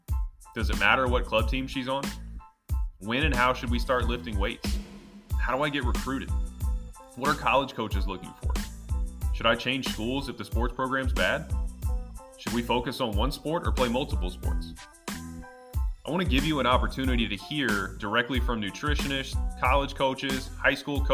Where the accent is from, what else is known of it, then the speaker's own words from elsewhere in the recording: Atlanta, Georgia, United States; I was a multi-sport athlete growing up in the Atlanta area.